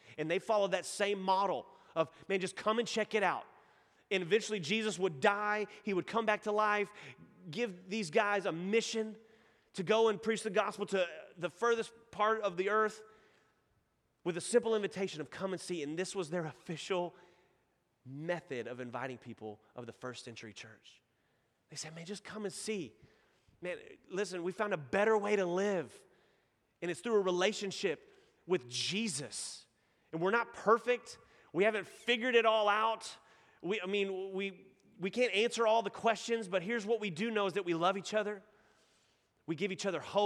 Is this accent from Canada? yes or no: no; Nacogdoches, Texas, United States; accent: Texan; now in Houston, United States; that's my hometown